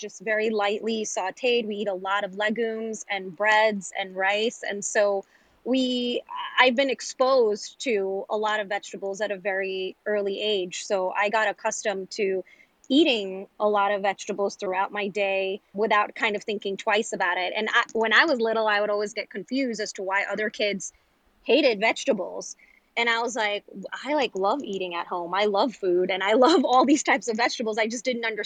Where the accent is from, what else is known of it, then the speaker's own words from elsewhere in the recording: New York City, New York, United States; growing up in New York City